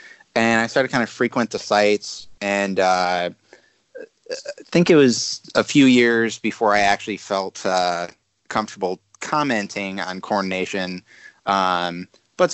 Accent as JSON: {"language": "English", "region": "Michigan", "country": "United States", "tie": "born or raised there", "moved": "as an adult", "lives_now": "Washington, D.C., United States", "said": "I'm from Michigan."}